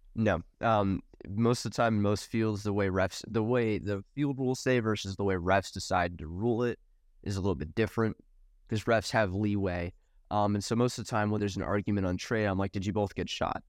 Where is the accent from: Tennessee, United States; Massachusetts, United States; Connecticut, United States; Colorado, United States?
Tennessee, United States; Nashville; I grew up in backwoods, n, Tennessee, like Nashville area